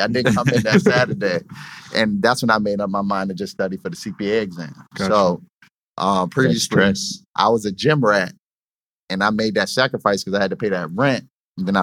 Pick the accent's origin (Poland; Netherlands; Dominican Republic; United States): United States; Richmond; I'm from Richmond